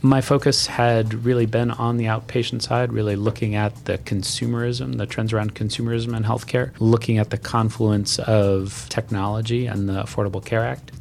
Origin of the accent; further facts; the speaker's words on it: Hawaii, United States; I grew up in Hawaii